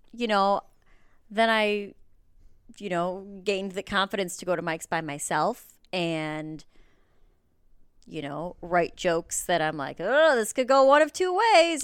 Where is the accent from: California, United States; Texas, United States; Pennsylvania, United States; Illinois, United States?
Illinois, United States; Mount Prospect; moved away as an adult; now in Los Angeles, United States; I grew up in the Northwest suburbs